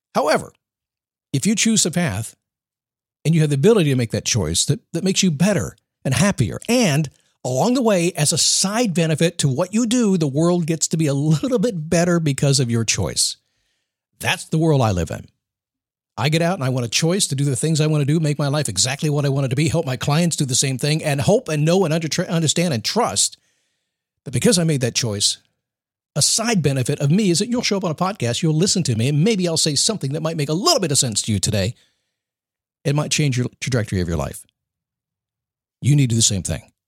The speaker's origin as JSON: {"language": "English", "country": "United States", "said": "I'm an American"}